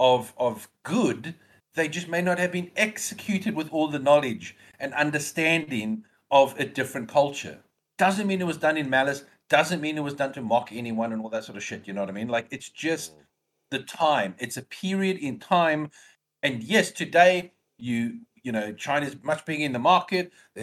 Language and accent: English; South Africa; Almost any movie that you can think of that as a South African basically portrayed as a racist piece of shit.